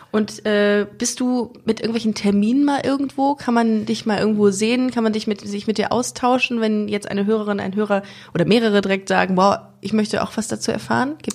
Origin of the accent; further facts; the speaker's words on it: Switzerland; Vielleicht denken die auch nur, du bist super reich als, als, als Schweizer.